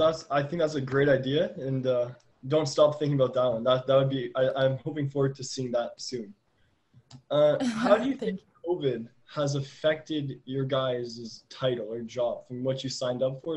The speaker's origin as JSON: {"language": "English", "town": "Ottawa", "region": "Ontario", "country": "Canada", "said": "I came from Ottawa, and the area I lived in was not very diversified."}